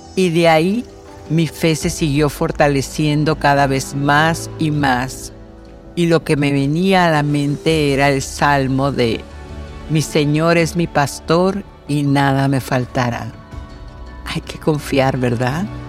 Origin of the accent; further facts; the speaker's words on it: Mexico; yo, por ejemplo, que soy mexicana